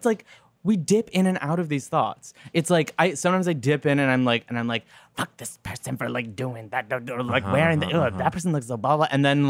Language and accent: English; Los Angeles, California, United States; also born or lived in Santa Monica; I grew up in Los Angeles in a neo-Buddhist cult.